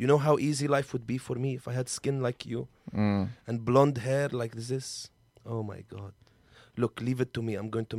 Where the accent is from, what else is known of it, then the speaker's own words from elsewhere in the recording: Aleppo, Aleppo Governorate, Syria; English is a second language; I am from Halab. Aleppo. You call it Aleppo here? {S5} Aleppo? {S3} Aleppo. We have problem with the B and P. Aleppo. I'm from Aleppo. And I'm from the first group of protesters in Syria.